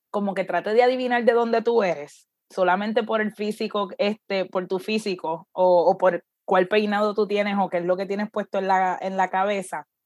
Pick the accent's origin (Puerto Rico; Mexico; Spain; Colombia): Puerto Rico; Y es como que, mira, yo soy de Puerto Rico.